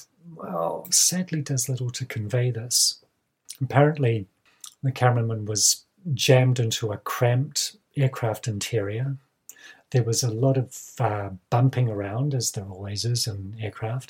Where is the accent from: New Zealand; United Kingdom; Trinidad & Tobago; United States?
New Zealand; Kaikoura region, Canterbury; born or raised there